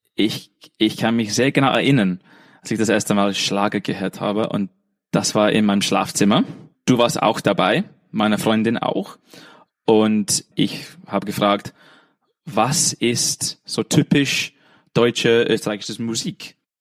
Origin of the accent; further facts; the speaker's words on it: England, United Kingdom; German is a second language; moved away as an adult; now in Vienna, Austria; ich bin Engländer